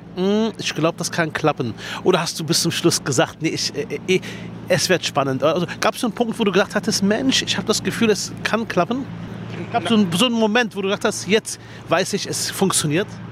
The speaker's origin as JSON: {"language": "German", "region": "Berlin", "country": "Germany", "said": "Ich komme aus Spandau"}